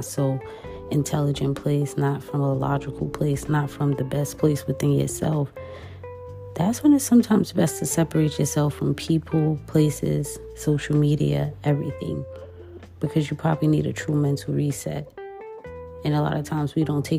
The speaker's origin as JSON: {"language": "English", "town": "New York City", "region": "New York", "country": "United States", "said": "as a New Yorker"}